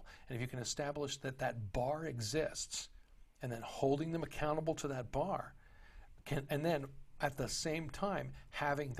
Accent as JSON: {"language": "English", "region": "Texas", "country": "United States", "tie": "born or raised there", "moved": "yes", "said": "I grew up in Texas"}